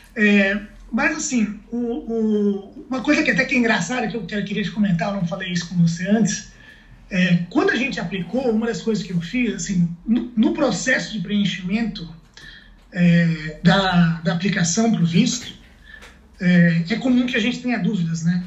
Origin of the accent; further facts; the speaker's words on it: Itajaí, Santa Catarina, Brazil; moved away as an adult; also born or lived in Joinville; now in Burlington, Canada; eu sou, sou de Santa Catarina, né? Sou de Itajaí, sou de Itajaí